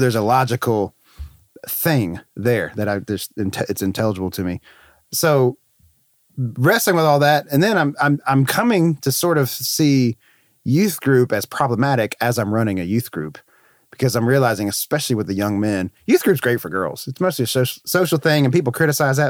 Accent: North Carolina, United States; moved away as an adult; also born or lived in Florida; I was in North Carolina, which is my home state

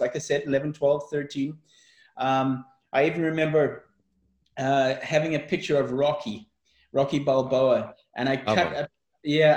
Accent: South Africa; I was brought up in South Africa

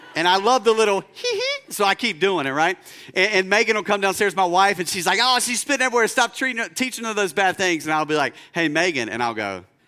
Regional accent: United States; first language English

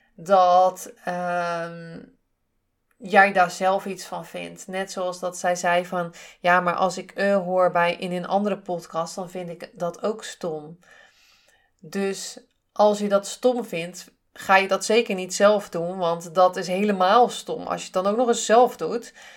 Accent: Zeeland, Netherlands; accent: Zeeuws; ik kom uit Zeeland. Ik heb toch wel eh, eh, een, een Zeeuws accent met bepaalde woorden.

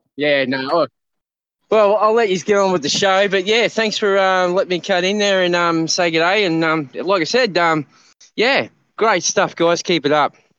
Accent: Queensland, Australia; I'm from Queensland, here in Australia

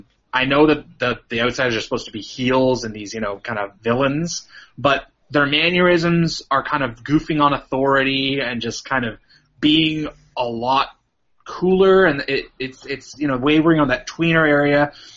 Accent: Canada; I'm from Canada, yeah.

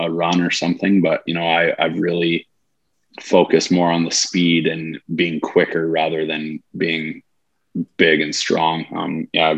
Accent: Montana, United States; I'm from Montana, have a house in Montana

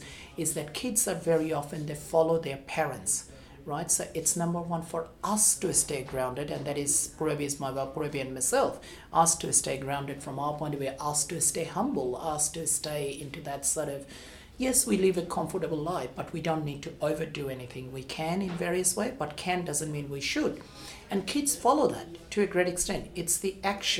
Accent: Bangladesh; now in Australia; I was born in Bangladesh

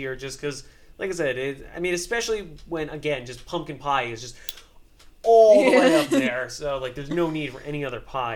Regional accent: New York, United States; accent: New York; I have, like, fairly prominent, like, New York accent

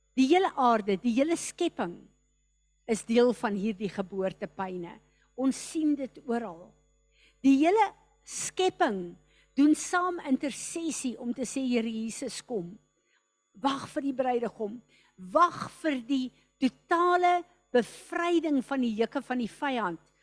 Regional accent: South Africa

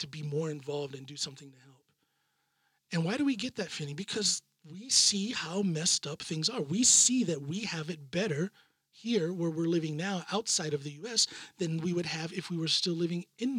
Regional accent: United States; now in Norway

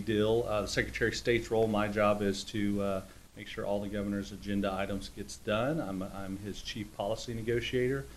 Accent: Artesia, New Mexico, United States; now in Oklahoma, United States; I grew up in Artesia, New Mexico, which was a really, really big sports town, small hometown

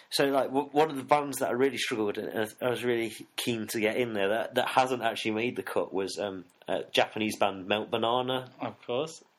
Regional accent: Nottingham, East Midlands, United Kingdom; also born or lived in Sheffield; Yeah, yeah, I grew up in Nottingham.

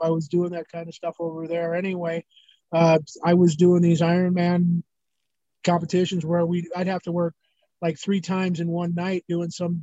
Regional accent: Nebraska, United States; moved away; also born or lived in Atlanta, Georgia / Omaha, Nebraska; I'm from Nebraska originally. So I moved from Atlanta there

